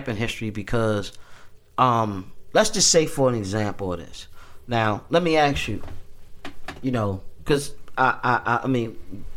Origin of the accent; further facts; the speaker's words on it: Baltimore, Maryland, United States; people in my hometown